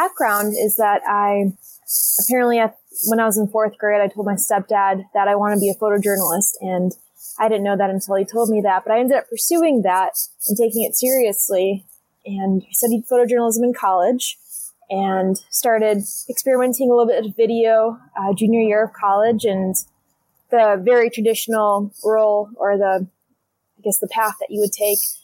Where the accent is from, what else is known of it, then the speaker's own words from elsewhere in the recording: Chicago, Illinois, United States; moved away as an adult; now in Anchorage, United States; I grew up in Chicago, and I would spend the summers with my family, just biking along Lake Michigan